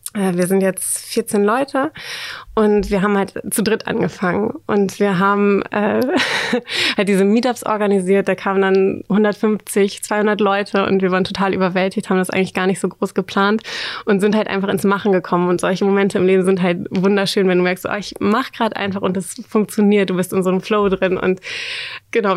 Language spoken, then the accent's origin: German; Oldenburg, Lower Saxony, Germany; moved away as an adult; also born or lived in Netherlands; now in Hamburg, Germany; Ich komme ursprünglich aus Oldenburg, aus dem schönen Oldenburg.